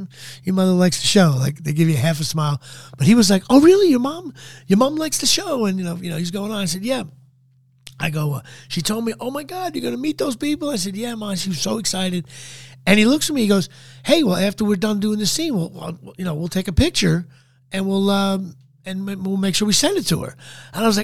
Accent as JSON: {"language": "English", "region": "New Jersey", "country": "United States", "also_born_or_lived": "Hollywood", "moved": "as an adult", "said": "I'm from New Jersey"}